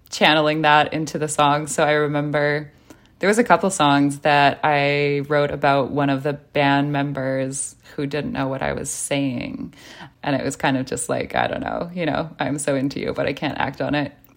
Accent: Vancouver, British Columbia, Canada; now in Montreal, Canada; growing up in Vancouver, the Francophone community is pretty small

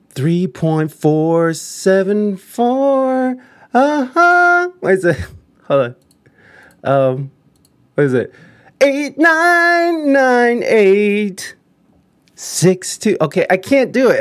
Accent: United States; as an American here

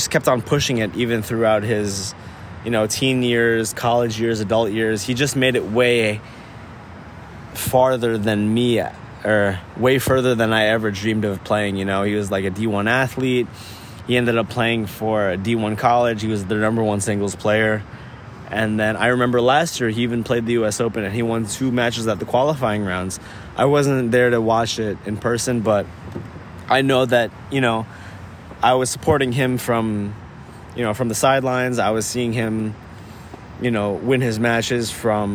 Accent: New York City, New York, United States; tennis players growing up in New York City

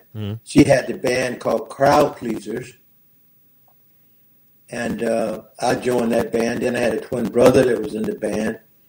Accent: West Virginia, United States; moved away as an adult; also born or lived in Columbus, Ohio; growing up, I was raised in West Virginia, mm-hmm. and born in West Virginia

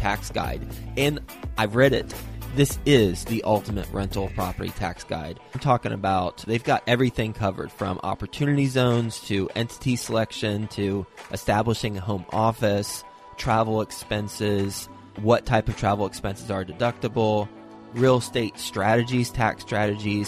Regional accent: Texas, United States; I'm from Texas

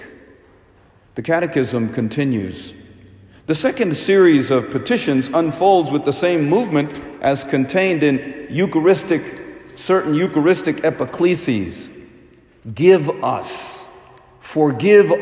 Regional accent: India; I'm from India

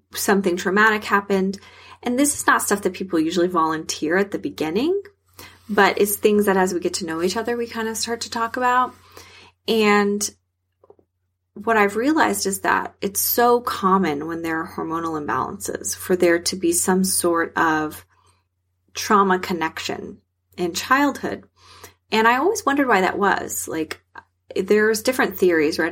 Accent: South Texas, United States; I'm from South Texas

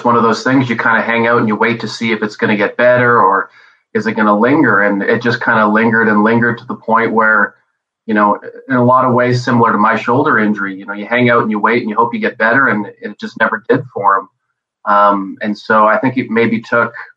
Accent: Montreal, Quebec, Canada; I was born in Montreal

